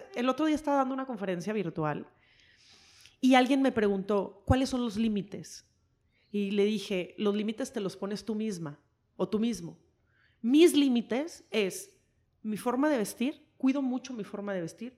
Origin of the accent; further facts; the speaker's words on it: Mexico; moved away; also born or lived in United States; el mexicano es de sangre caliente, somos, somos latinos